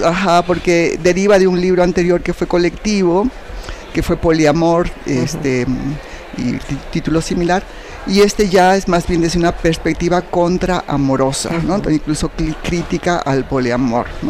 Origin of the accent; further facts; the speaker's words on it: Arequipa, Peru; moved away as an adult; now in Mexico; soy peruana eh, de nacimiento, ¿no? y viví en Perú hasta los 28 años cuando terminé la licenciatura y yo sentí que no podía seguir viviendo en Arequipa